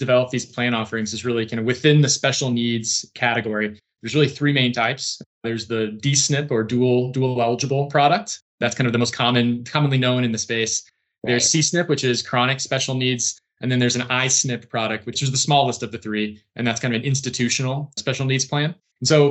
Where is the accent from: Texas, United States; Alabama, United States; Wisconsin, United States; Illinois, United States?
Illinois, United States; central; I grew up in central Illinois, grew up on a farm, nowhere near Chicago